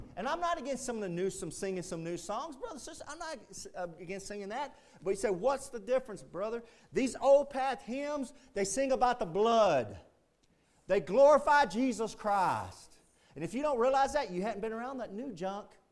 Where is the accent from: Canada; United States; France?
United States; Texas; being a Texan